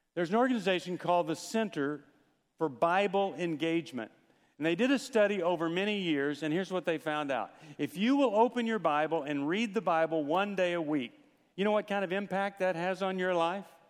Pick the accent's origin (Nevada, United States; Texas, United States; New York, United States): Texas, United States; When I was growing up in Texas, I learned to play football